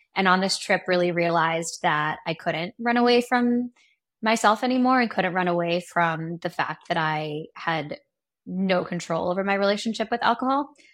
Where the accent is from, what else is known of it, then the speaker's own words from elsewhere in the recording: Seattle, Washington, United States; also born or lived in New York; now in Los Angeles, United States; I grew up in Seattle, Washington